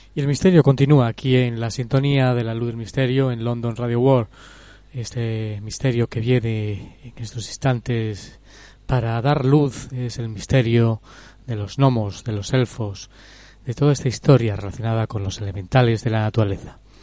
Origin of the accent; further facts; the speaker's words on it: Cáceres, Extremadura, Spain; la ciudad donde yo nací, en Cáceres